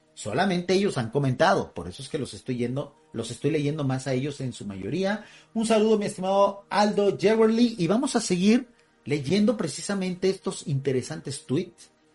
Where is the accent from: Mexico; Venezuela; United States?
Mexico; así le decimos acá en México, todavía España, hay muchos sectores de mexicanos que estamos orgullosos de nuestra herencia española.